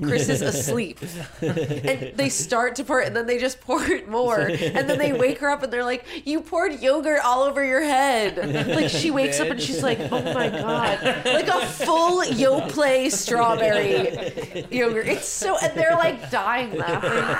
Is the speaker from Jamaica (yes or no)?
no; Canada; What's that? I'm Canadian.